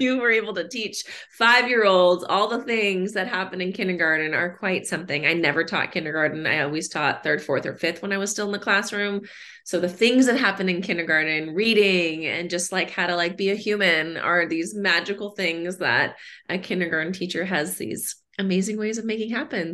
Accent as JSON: {"language": "English", "region": "Southern California", "country": "United States", "tie": "born or raised there", "moved": "as an adult", "lives_now": "Austin, United States", "said": "I'm originally from Southern California, born and oh, raised wow. in, uh, well, born in Northern California, but raised in Southern California, and made the trip out to Austin about 12 years ago"}